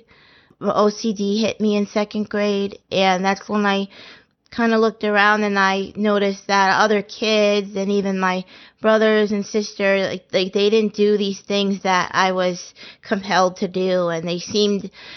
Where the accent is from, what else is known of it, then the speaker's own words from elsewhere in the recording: Andover, Massachusetts, United States; I was born in Massachusetts, and I grew up in Andover, Massachusetts, which was a nice, quiet